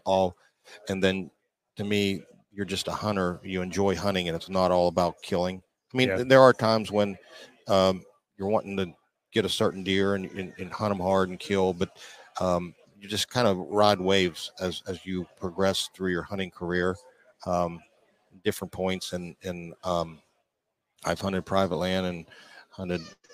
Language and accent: English; Pittsburgh, Pennsylvania, United States; I'm from Pittsburgh, PA.